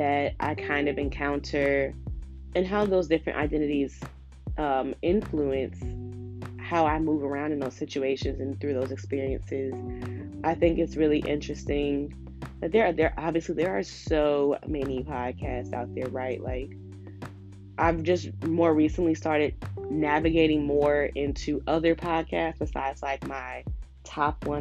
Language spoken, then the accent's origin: English; Chicago, Illinois, United States; moved away as an adult; now in Philadelphia, United States; I was born and raised in Chicago on the South Side, and I actually currently live in Philly.